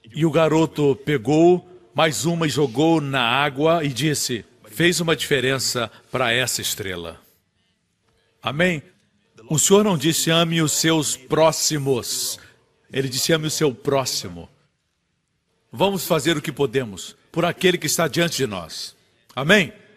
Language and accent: Portuguese; Singapore; nós somos de Singapura